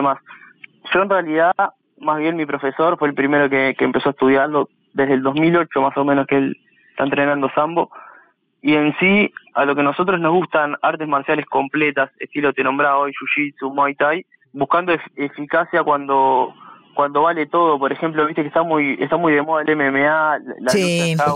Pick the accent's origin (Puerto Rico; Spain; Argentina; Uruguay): Uruguay; siendo uruguayo